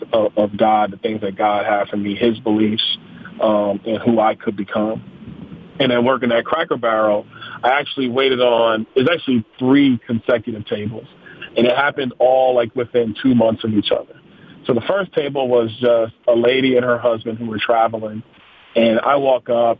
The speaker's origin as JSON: {"language": "English", "town": "New York City", "region": "New York", "country": "United States", "moved": "yes", "lives_now": "Naples, Florida, United States", "said": "I'm from Brooklyn, New York, originally"}